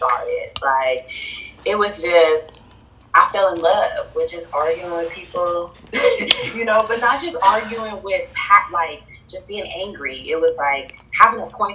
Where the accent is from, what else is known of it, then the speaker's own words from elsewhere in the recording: Fresno, California, United States; moved away; I'm originally from Fresno, California, which is Northern California